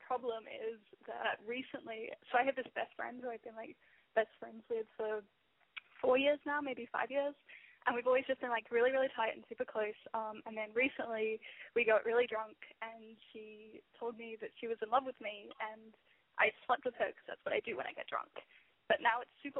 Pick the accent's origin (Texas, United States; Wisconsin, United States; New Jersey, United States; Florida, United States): New Jersey, United States; I'm from New Jersey, and I'm 20 years old.